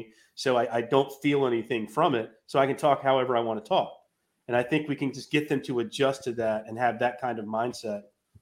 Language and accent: English; North Carolina, United States; growing up in North Carolina